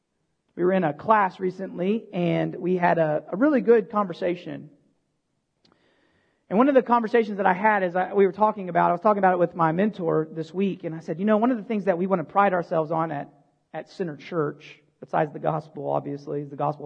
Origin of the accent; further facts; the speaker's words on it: United States; as Americans